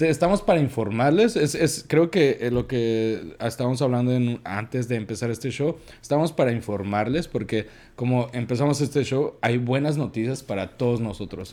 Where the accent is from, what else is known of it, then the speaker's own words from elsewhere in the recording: Mexico; now in United States; Nosotros somos mexicanos.